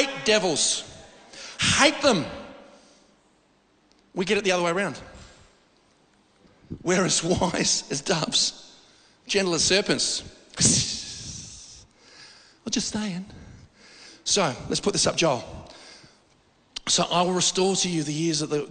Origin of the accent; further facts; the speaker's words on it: Australia; I'm as Australian as anybody